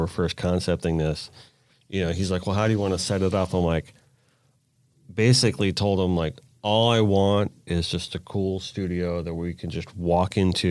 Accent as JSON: {"language": "English", "area": "Rock Island", "region": "Florida", "country": "United States", "tie": "born or raised there", "said": "I grew up in Kimberly, Rock Island."}